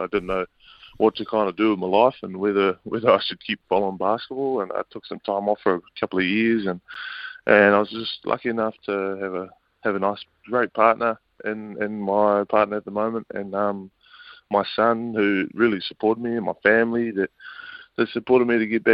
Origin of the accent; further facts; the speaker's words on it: Auckland, New Zealand; I was brought up out west in Auckland with my dad and Jason Winyard and my mum, Carmen